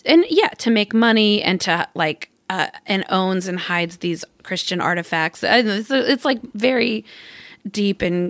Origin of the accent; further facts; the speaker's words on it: Arkansas, United States; I'm from Arkansas